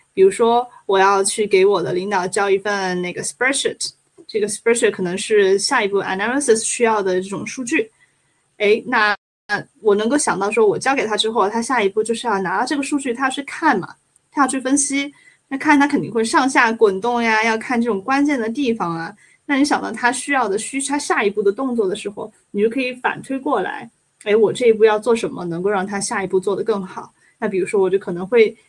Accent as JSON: {"language": "Chinese", "country": "China", "moved": "yes", "lives_now": "Germany", "said": "我来自中国的"}